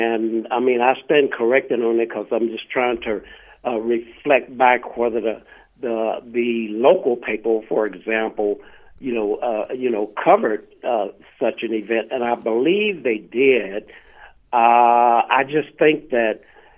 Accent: Sand Springs, Oklahoma, United States; I was raised in Oklahoma, actually a little town right outside of Tulsa, Oklahoma, called Sand Springs.

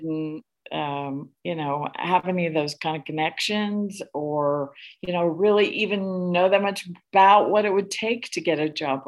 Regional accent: Mount Carmel, Illinois, United States; moved away as an adult; now in Sacramento, United States; I loved growing up in Mount Carmel.

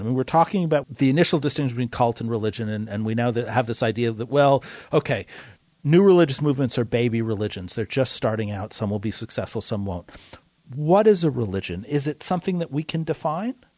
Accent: New York City, New York, United States; I grew up in New York City.

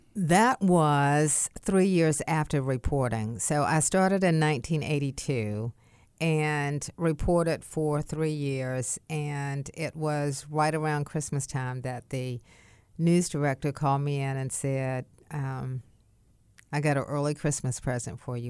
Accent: Wilmington, North Carolina, United States; also born or lived in Raleigh; my hometown

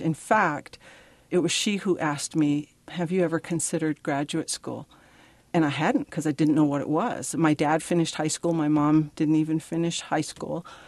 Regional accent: Pine Ridge, South Dakota, United States; I am originally from Pine Ridge, South Dakota. I grew up on the reservation.

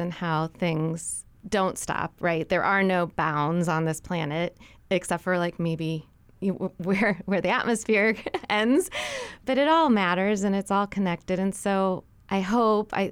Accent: St. Louis, Missouri, United States; So I grew up in St. Louis, Missouri, which is in really the center of the mainland

